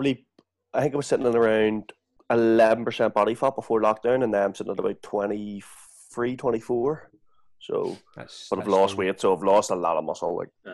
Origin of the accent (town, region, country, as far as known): Belfast, Northern Ireland, United Kingdom; born or raised there; moved away as an adult